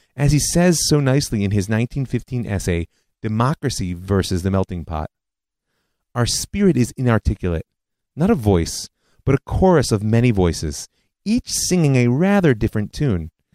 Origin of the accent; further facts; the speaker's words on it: United States; moved away; when I was growing up in the States